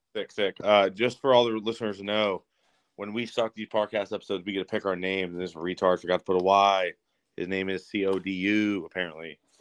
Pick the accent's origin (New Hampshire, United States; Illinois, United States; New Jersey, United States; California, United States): California, United States; San Bernardino; I grew up in Cali, like I grew up in San Bernardino, and we it was pretty gang ridden